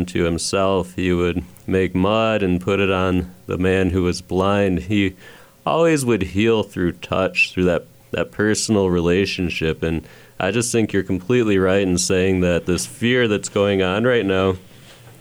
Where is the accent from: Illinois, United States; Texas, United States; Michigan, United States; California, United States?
Michigan, United States; moved away; I'm from Michigan